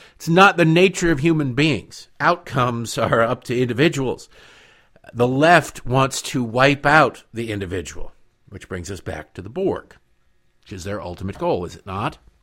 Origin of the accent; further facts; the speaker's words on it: Detroit, Michigan, United States; moved away; also born or lived in Baltimore; growing up in Detroit.